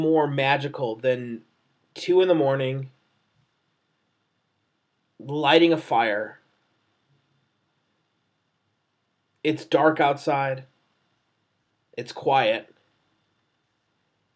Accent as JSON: {"language": "English", "town": "Chicago", "region": "Illinois", "country": "United States", "tie": "born or raised there", "said": "I'm from Chicago. Like, I'm born and raised here."}